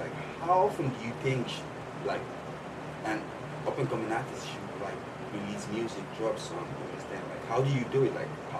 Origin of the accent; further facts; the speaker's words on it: Nigeria; I'm Nigerian